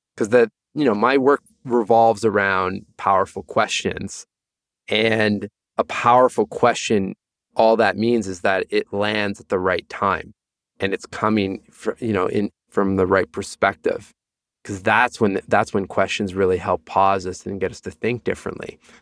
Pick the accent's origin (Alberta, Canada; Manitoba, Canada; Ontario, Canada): Ontario, Canada; Sudbury; moved away; also born or lived in Toronto; a place called Sudbury, about four hours north of, of Toronto.